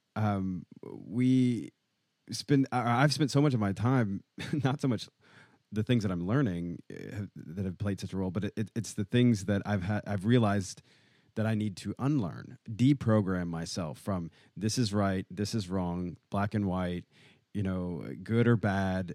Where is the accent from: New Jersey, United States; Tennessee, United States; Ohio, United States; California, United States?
Tennessee, United States; Nashville; I was raised in Nashville, Tennessee